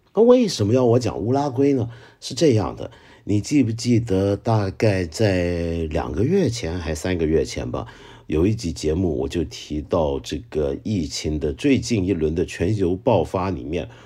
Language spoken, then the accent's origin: Chinese; Hong Kong; accent: Hong Kong-accented Mandarin (港普); first language Cantonese; Chinese is a second language; 我觉得我的普通话以香港人或者以广东人的标准来讲，算是很可以了吧